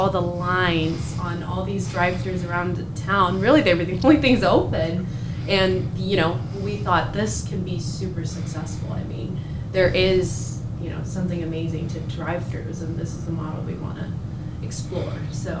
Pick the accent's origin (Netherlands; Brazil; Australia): Brazil; moved away as an adult; also born or lived in Chicago; now in Iowa, United States; I'm originally from Brazil. Moved here for school.